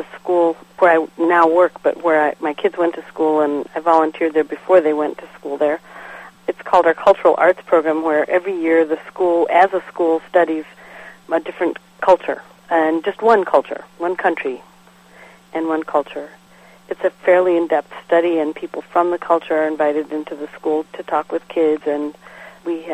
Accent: Michigan, United States; moved away; I'm from Michigan originally

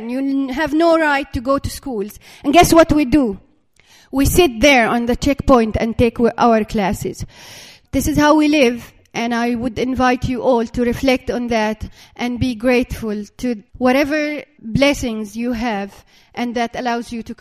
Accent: Dura, West Bank, Palestine; I have to cross from my hometown, which is Dura here on the map.

